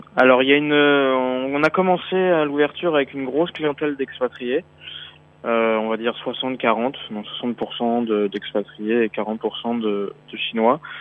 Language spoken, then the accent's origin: French; Brittany, France; also born or lived in Paris / Beijing; now in Shanghai, China; Je suis breton à la base